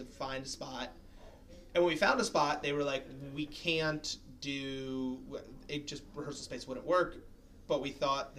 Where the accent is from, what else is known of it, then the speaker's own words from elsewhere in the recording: Silverton, New Jersey, United States; we're from Silverton